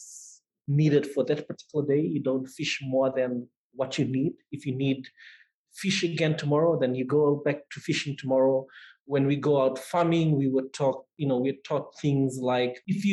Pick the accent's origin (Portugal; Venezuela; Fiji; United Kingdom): Fiji; I grew up in a small town about an hour's drive away from the main city